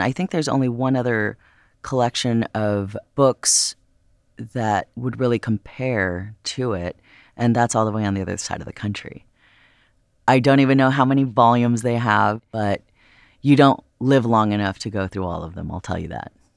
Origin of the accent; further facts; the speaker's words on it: Los Angeles, California, United States; growing up in Los Angeles, my experience had been with the Getty Villa